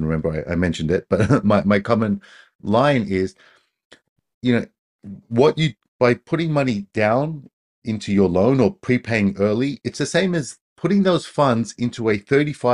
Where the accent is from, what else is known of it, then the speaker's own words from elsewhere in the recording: Australia; now in Japan; I'm Australian